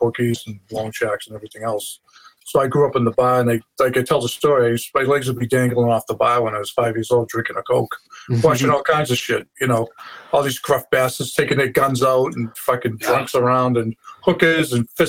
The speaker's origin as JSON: {"language": "English", "town": "Boston", "region": "Massachusetts", "country": "United States", "tie": "born or raised there", "said": "I grew up right in Day Square in East Boston at Logan Airport"}